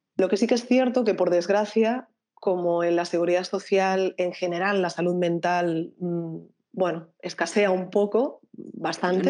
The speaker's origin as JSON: {"language": "Spanish", "town": "Barcelona", "region": "Catalonia", "country": "Spain", "said": "yo soy de Barcelona"}